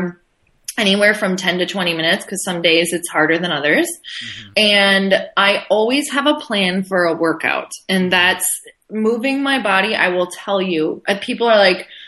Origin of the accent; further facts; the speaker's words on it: Midwest, United States; I come from the Midwest